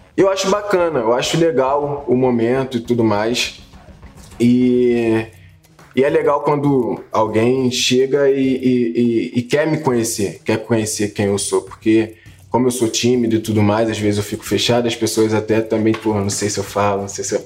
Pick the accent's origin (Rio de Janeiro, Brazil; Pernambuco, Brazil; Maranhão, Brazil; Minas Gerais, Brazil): Rio de Janeiro, Brazil; é o lugar onde eu me identifico, onde todo mundo me conhece, onde eu cresci